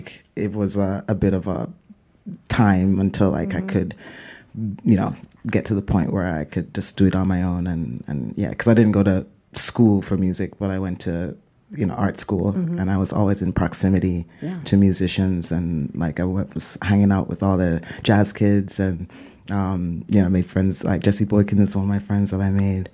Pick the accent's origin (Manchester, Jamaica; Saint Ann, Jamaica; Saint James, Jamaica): Manchester, Jamaica; Mandeville; moved away as an adult; also born or lived in Kingston, Jamaica; now in New York, United States; my family's from Kingston, but I grew up in Mandeville.